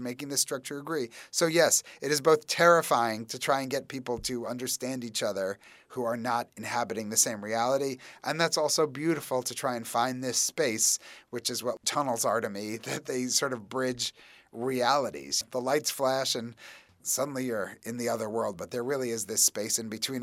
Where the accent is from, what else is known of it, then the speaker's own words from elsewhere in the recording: New York, United States; as a New Yorker